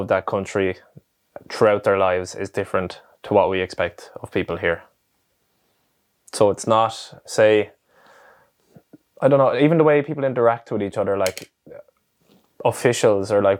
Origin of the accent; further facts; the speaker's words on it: Ireland; I was proud of being Irish